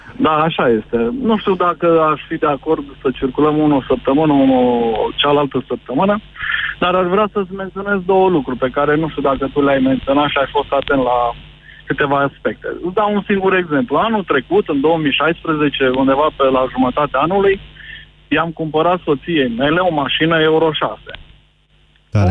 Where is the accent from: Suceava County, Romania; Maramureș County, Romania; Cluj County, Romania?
Cluj County, Romania; Cluj-Napoca; eu sunt clujean